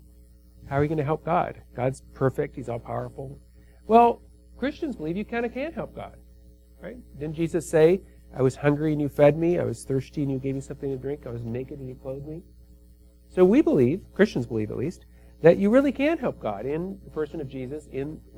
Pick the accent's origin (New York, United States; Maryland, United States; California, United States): California, United States; Los Angeles; I come from Los Angeles